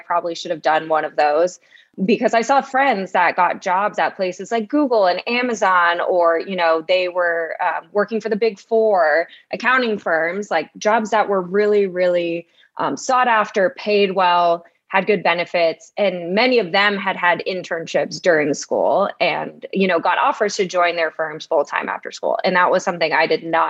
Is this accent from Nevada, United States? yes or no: yes; Las Vegas, Nevada, United States; now in Austin, United States; growing up in Vegas